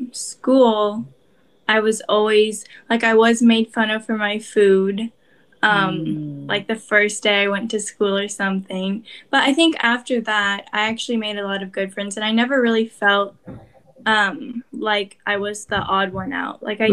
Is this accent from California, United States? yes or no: yes; Oakland, California, United States; first language Korean; English is a second language; growing up in Oakland, we all lived in like a very communal like neighborhood.